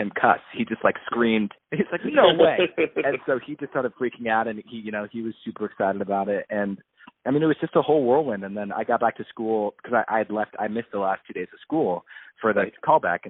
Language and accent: English; Arizona, United States; also born or lived in New York / Michigan; now in Los Angeles, United States; I'm from Arizona